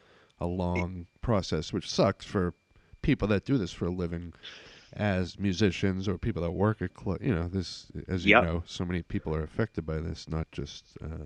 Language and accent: English; Swampscott, Massachusetts, United States; also born or lived in Salem, Massachusetts; now in Wrentham, United States; I grew up in Swampscott and Salem in that area, but I live down here now.